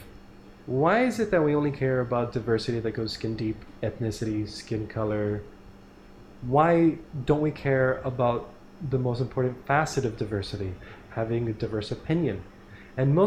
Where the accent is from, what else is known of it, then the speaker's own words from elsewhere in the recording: South Florida, United States; I'm from South Florida